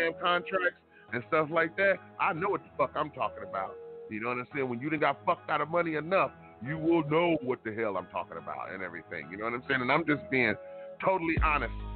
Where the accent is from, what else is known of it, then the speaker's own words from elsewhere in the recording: Detroit, Michigan, United States; I'm from Detroit, Michigan. That's not an excuse. Born and raised in Detroit